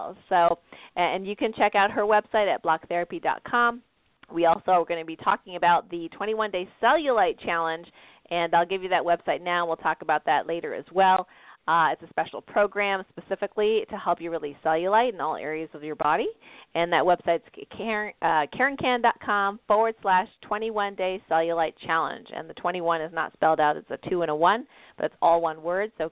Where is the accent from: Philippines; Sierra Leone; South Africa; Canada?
Canada; now in United States; I'm Canadian, for those of you that don't know that, living in the States